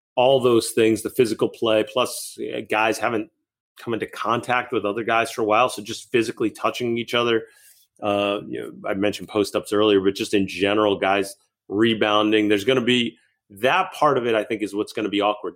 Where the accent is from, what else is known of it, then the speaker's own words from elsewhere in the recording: Massachusetts, United States; moved away; also born or lived in Pennsylvania; I grew up in Massachusetts, but ended up living in Pennsylvania